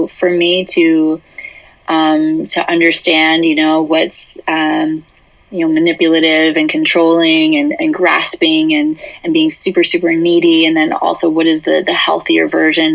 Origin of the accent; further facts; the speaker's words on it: New Hampshire, United States; I grew up in New England. I grew up in New Hampshire. Yeah, a little small town.